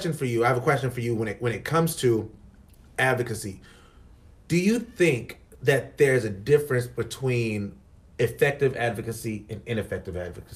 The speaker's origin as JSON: {"language": "English", "town": "North Charleston", "region": "South Carolina", "country": "United States", "tie": "born or raised there", "said": "I'm from North Charleston. Okay. Like, you know, I graduated from North Charleston High School."}